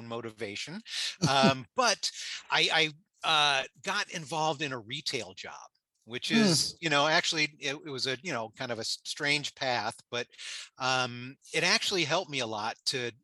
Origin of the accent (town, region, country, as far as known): South Florida, United States; born or raised there; also born or lived in Queens, New York; now in Michigan, United States